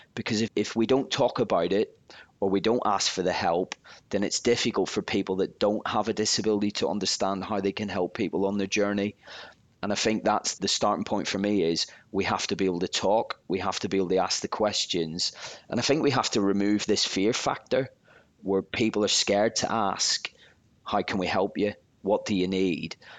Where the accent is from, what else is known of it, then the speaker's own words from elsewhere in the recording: Belfast, Northern Ireland, United Kingdom; I was just a young lad growing up in Belfast from a rough area